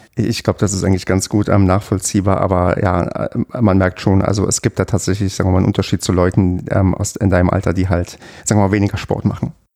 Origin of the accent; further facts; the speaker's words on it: Brandenburg, Germany; moved away; Ich komme halt ähm, aus einer Gegend, habe ich ja schon oft das erzählt, aus ähm, Brandenburg, wo quasi sportlich so gut wie nichts ist.